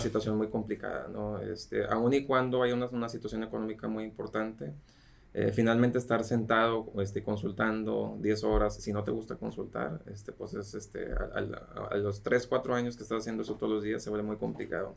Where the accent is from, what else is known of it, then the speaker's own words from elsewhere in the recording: Mexico; de México